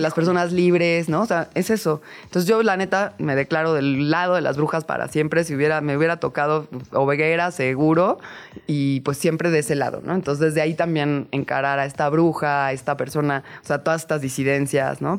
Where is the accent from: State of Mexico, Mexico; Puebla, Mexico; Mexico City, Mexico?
Mexico City, Mexico; now in Tepoztlán, Mexico; soy chilanga